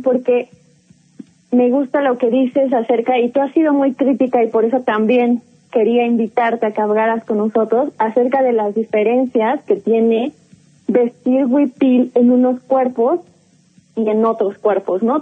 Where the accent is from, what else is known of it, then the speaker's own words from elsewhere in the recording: Mexico; los nuestros, como el mexicano